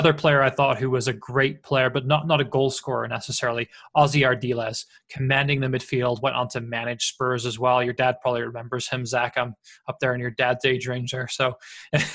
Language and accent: English; Welsh, Wales, United Kingdom; that being Welsh